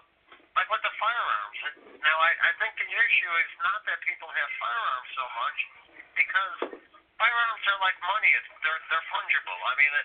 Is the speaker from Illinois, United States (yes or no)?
yes; Chicago, Illinois, United States; my hometown of Chicago